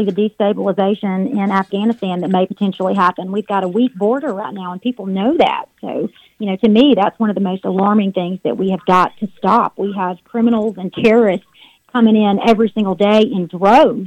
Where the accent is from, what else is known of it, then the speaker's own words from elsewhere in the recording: Webber, Alabama, United States; I grew up in Weber, Alabama, in Calhoun County